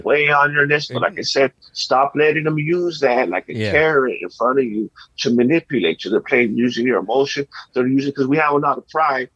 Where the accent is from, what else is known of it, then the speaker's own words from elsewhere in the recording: La Puente, California, United States; I grew up in my hometown, La Fuente, especially when I grew up, it was all Latinos